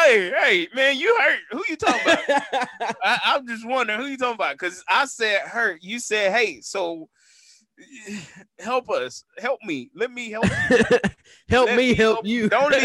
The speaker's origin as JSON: {"language": "English", "area": "Grimes County", "region": "Texas", "country": "United States", "tie": "born or raised there", "also_born_or_lived": "Washington County, Texas", "said": "I was born there, moved to Grimes County."}